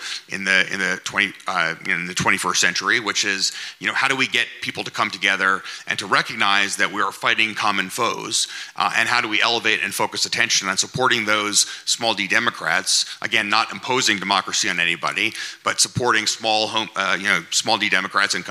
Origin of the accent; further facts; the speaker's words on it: United States; I'm an American